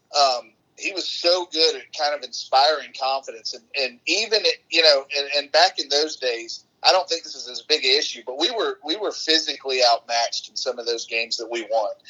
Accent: Atlanta, Georgia, United States; I went back home. I'm kinda from Metro Atlanta

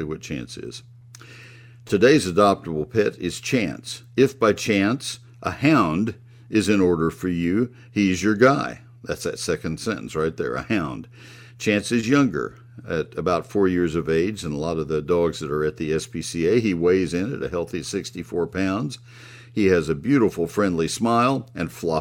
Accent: Bryan, Texas, United States; moved away as an adult; also born or lived in Northern Ohio; I grew up in Bryan College Station and listened to KORA down there 100 years ago

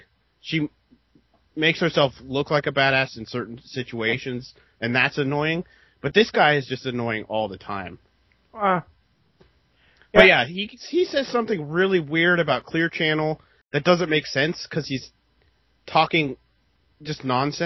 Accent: West Coast, United States; I'm from the West Coast

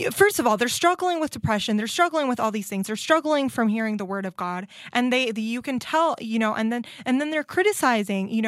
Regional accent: Nicaragua; now in United States; I grew up in Nicaragua

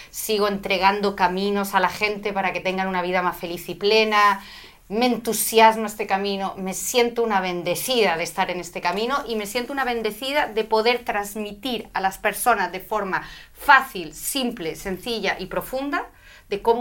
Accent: Madrid, Community of Madrid, Spain; moved away as an adult; also born or lived in London, United Kingdom / United States; Sí, soy madrileña, nací en Madrid

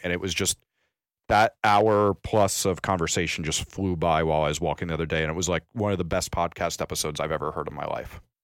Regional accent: New York, United States; I'm a New Yorker

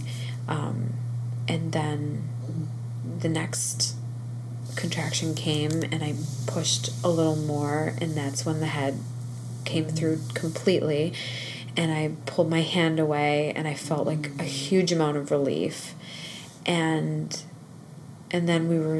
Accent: Northeast, United States; I grew up in the Northeast

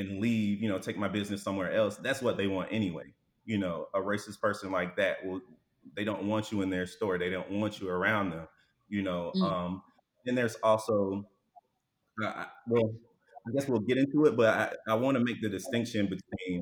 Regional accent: Alabama, United States; moved away as an adult; now in Houston, United States; I was born and raised in Alabama

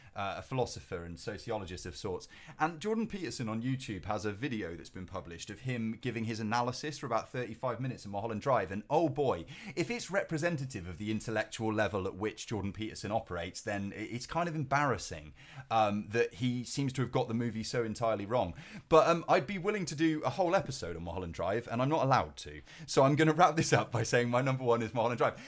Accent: Cheltenham, South West England, United Kingdom; my hometown of, of Cheltenham

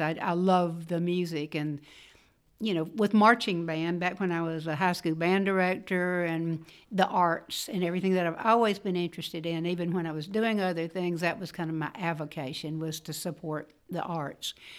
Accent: Fulton, Mississippi, United States; moved away as an adult; also born or lived in Andalusia, Alabama / Tupelo, Mississippi; I grew up in Fulton, Mississippi

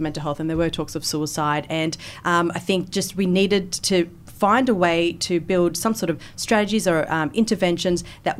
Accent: Wollongong, New South Wales, Australia; In Wollongong.

